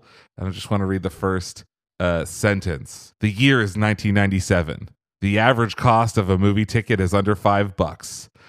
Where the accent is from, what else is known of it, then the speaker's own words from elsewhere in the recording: Norway; English is a second language; Our first goal, our main goal actually, was to make it in Denmark and in my home country of Norway.